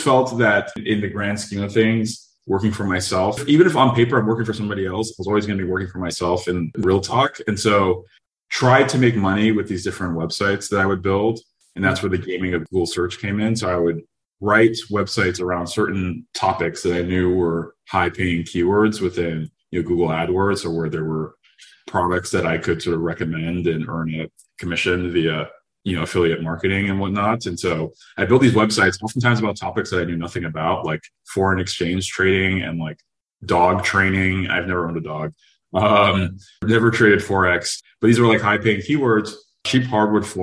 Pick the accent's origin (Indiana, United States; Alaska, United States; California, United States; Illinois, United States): California, United States; Los Angeles; I grew up in Los Angeles